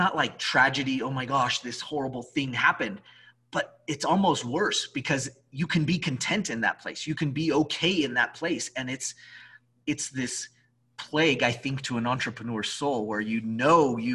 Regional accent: Albuquerque, New Mexico, United States; I'm from Albuquerque

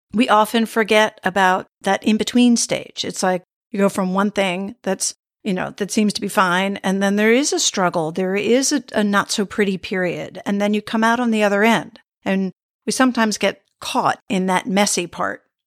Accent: United States; moved away; also born or lived in Sweden; I was became Swedish after living there for many years, but I'm American by birth.

